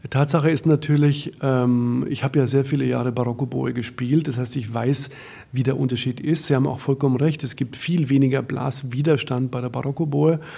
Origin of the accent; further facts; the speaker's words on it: West Germany, Germany; now in Berlin, Germany; ich bin ja Wessi. Ja, und bin seit 31 Jahren äh, in Berlin.